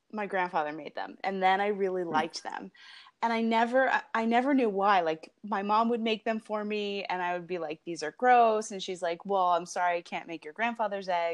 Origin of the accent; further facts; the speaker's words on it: New Jersey, United States; now in Los Angeles, United States; I am from New Jersey.